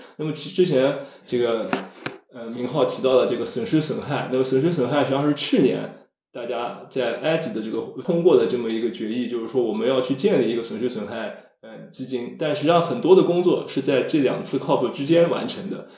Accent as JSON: {"language": "Chinese", "country": "China"}